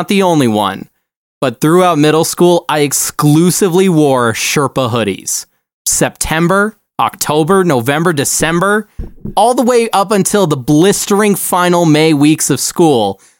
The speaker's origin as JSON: {"language": "English", "town": "Chicago", "region": "Illinois", "country": "United States", "also_born_or_lived": "Arizona", "said": "As you know, I am a transplant from Chicago and Arizona."}